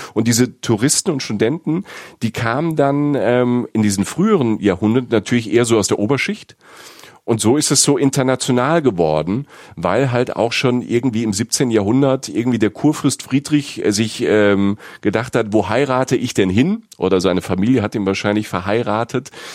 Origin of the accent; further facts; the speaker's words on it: Rhineland-Palatinate, Germany; accent: Pfälzisch; moved away; mein Pfälzisch